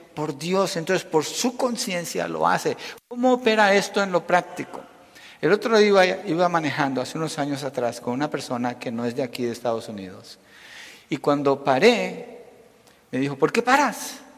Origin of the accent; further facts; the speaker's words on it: Colombia; now in United States; Nací en Colombia, pero soy un ciudadano americano